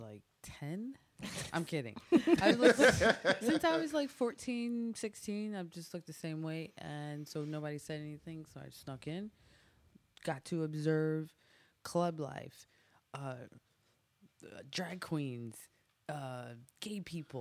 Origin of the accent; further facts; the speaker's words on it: Evanston, Illinois, United States; also born or lived in Hyde Park, Chicago; So I'm from Chicago. I was born in Hyde Park and raised in Evanston